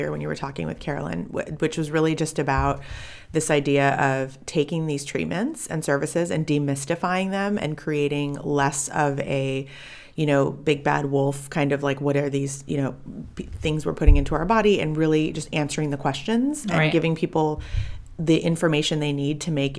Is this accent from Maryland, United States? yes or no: no; Orange County, California, United States; also born or lived in South Africa / Davis, California; moved to the States as a baby and grew up in Orange County, about an hour south of LA.